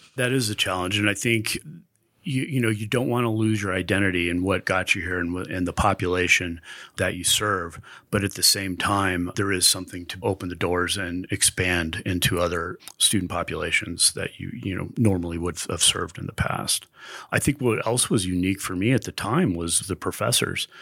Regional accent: Westminster, Colorado, United States; also born or lived in Denver; Lived in Denver all my life, really Westminster is where I grew up.

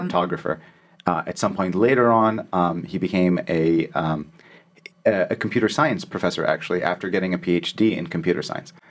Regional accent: Alexandria, Alexandria Governorate, Egypt; moved away; also born or lived in Cairo; So I was born in Cairo, but I grew up in Alexandria.

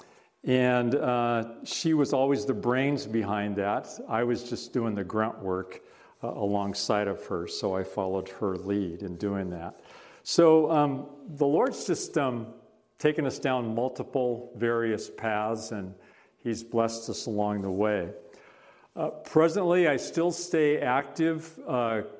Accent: Bainbridge Island, Washington, United States; moved away as an adult; also born or lived in Bellevue, Washington / Hackensack, New Jersey / Netherlands; now in Quilcene, United States; I grew up on Bainbridge Island, primarily

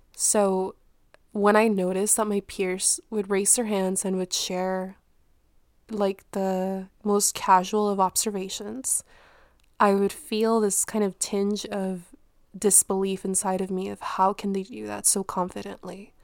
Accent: Mexico; moved away; where I was born in Mexico

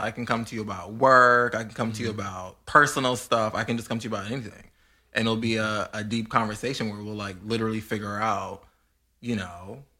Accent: Georgia, United States; I'm from Georgia.

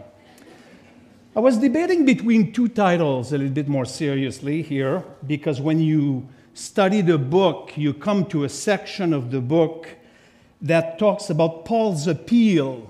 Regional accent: Quebec, Canada; accent: French; English is a second language; I'm from Quebec, so of course I have a French accent

